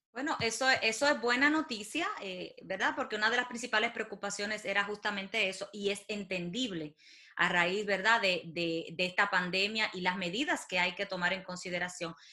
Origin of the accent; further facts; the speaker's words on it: Dominican Republic; moved away; los dominicanos que residimos en el exterior